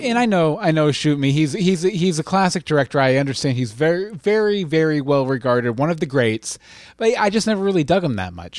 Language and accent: English; United States; I'm American